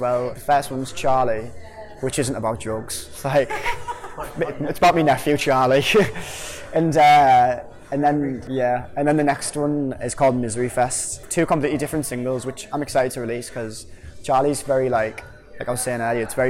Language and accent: English; Hartlepool, North East England, United Kingdom; from …, and we're a band from Hartlepool